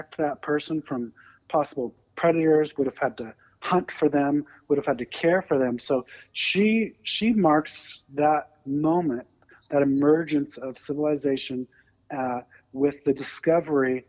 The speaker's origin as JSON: {"language": "English", "country": "Canada", "moved": "yes", "lives_now": "United States", "said": "I am a first-generation immigrant from Canada."}